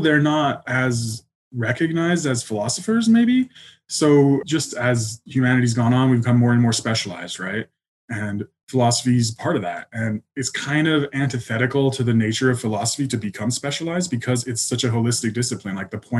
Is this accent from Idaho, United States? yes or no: no; Colorado, United States; also born or lived in England; I was born in England, but we moved a lot when I was a kid. So probably I really grew up in Colorado. I was there since third grade.